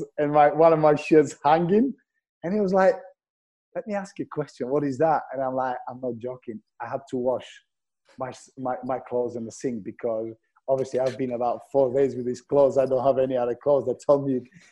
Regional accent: Bulgaria; English is a second language; moved away as an adult; also born or lived in Glasgow; I'm moving from Bulgaria, different culture, no friends, no family

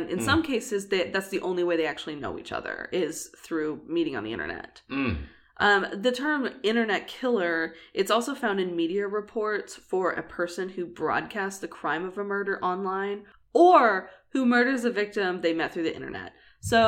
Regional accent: Oklahoma City, Oklahoma, United States; I was, like, 15, female, living in Oklahoma City

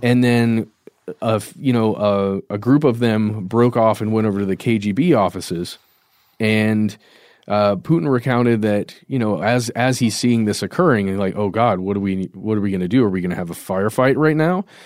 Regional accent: United States; we are Americans.

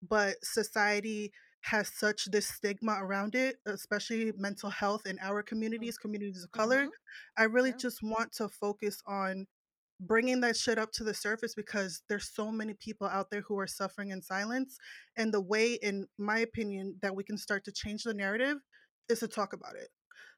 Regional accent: New Jersey, United States; Because I'm from Jersey, so I curse.

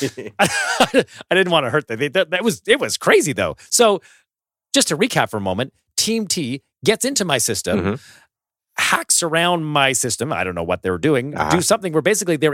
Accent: Canada; I'm Canadian

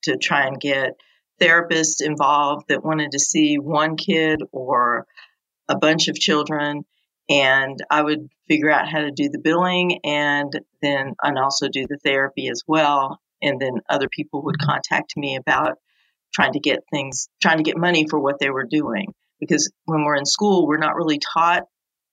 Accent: New York, United States; now in South Carolina, United States; originally I'm from New York, but I've lived down in this area for 30 years now

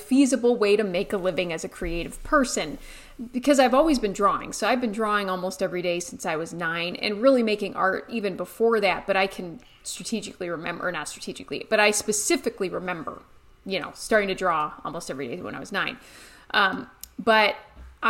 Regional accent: Ohio, United States; moved away as an adult; also born or lived in Colorado; I grew up in Ohio, but went out to art school in Colorado

